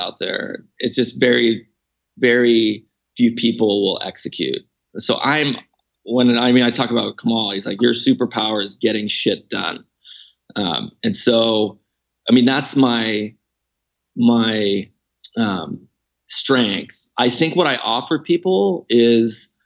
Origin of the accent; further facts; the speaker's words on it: Canada; now in Lake Tahoe, United States; I grew up skiing when I was born in Canada.